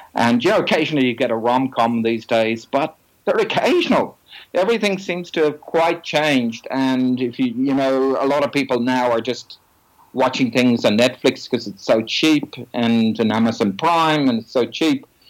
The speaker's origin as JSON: {"language": "English", "town": "Dublin", "region": "Leinster", "country": "Ireland", "tie": "born or raised there", "said": "I'm originally from the Republic of Ireland, Dublin"}